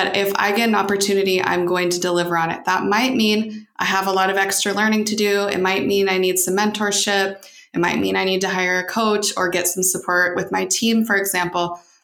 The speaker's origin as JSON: {"language": "English", "town": "Boise", "region": "Idaho", "country": "United States", "tie": "born or raised there", "also_born_or_lived": "Dominican Republic", "moved": "as an adult", "lives_now": "Portugal", "said": "I grew up in Boise, Idaho"}